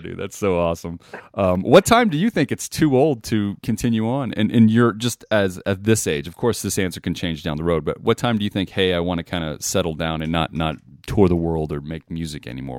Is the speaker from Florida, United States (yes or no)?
no; Las Vegas, Nevada, United States; growing up in Vegas